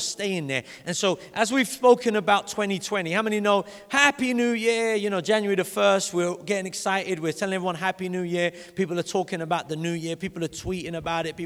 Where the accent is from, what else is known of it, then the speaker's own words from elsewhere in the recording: London, United Kingdom; When I grew up in Vauxhall. And in Vauxhall, it's called the Vauxhall City Farm. And when I went to primary school in Vauxhall